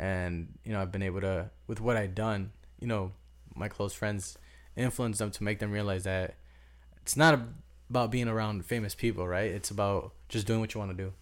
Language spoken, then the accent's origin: English; Cicero, Illinois, United States; moved away as an adult; also born or lived in Berwyn; now in Miami, United States; I was basically raised in Cicero